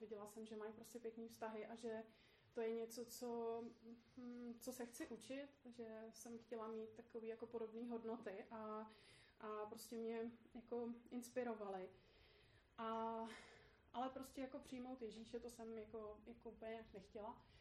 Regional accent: Poděbrady, Central Bohemian Region, Czechia; moved away as an adult; also born or lived in Australia; now in Prague, Czechia; v Poděbradech, odkud pocházím a kde jsou moje rodiče

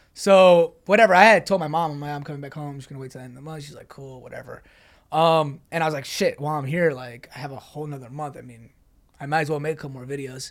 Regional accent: New York, United States; moved away as an adult; also born or lived in Dallas, Texas; Born and raised in New York, um, went to S M U, Dallas, Texas, played there for four years

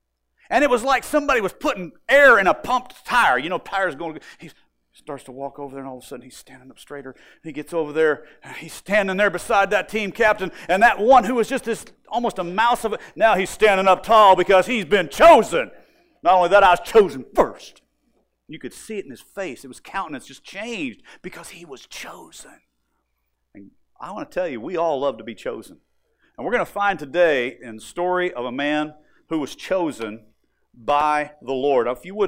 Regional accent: Moore, United States; And you have to understand, I grew up in Moore. Moore was where I had my grade school years, and huge school.

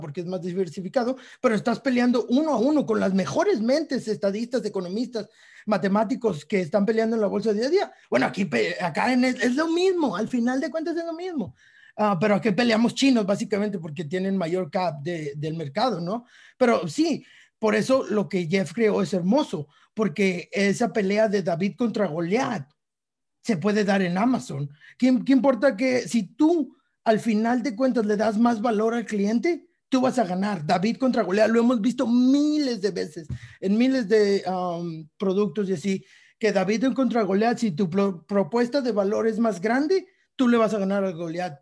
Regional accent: Mexico; como mexicanos

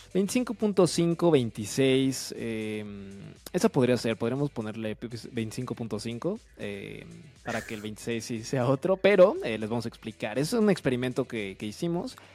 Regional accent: Mexico

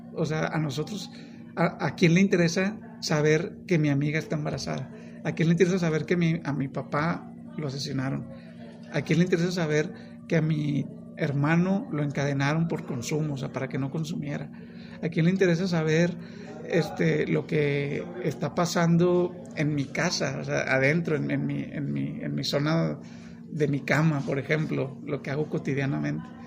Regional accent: Monterrey, Nuevo León, Mexico; yo soy de Monterrey

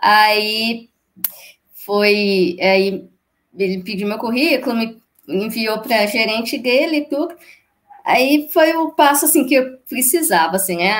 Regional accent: Ipatinga, Minas Gerais, Brazil; Eu sou de Patinga, Minas Gerais

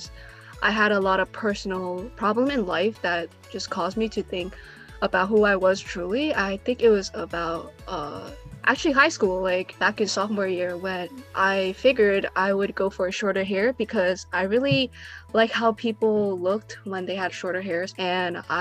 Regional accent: New York City, New York, United States; I am from America, specifically from New York City

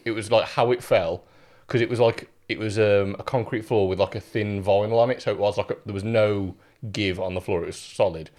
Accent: the Black Country, West Midlands, United Kingdom; also born or lived in Germany; I am raised in the black country

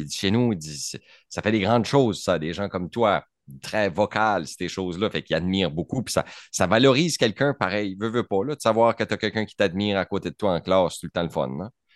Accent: Canada

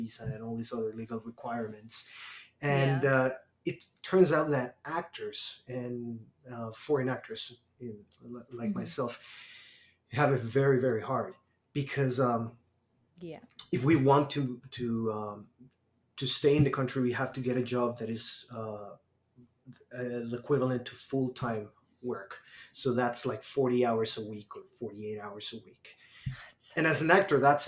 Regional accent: Mexico City, Mexico; moved away as an adult; also born or lived in San Diego, California; now in Canada; we were both from Mexico and we're both from Mexico City

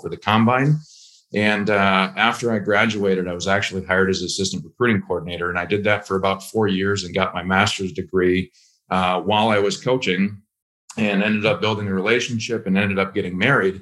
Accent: Minnesota, United States; moved away as an adult; just moved to Minnesota and hopped into real estate

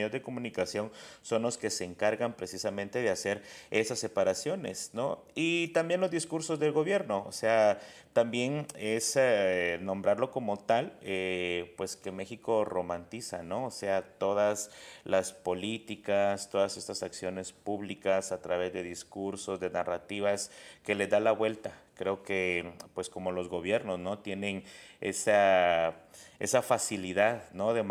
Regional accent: Guatemala; a mí me pasaba esto que muchas personas no creen que soy de Guatemala, ¿no? O sea, porque tengo un acento distinto

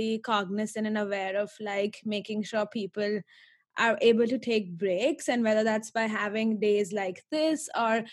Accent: India; moved away as an adult; I'm originally from India and I've been here for 4 years.

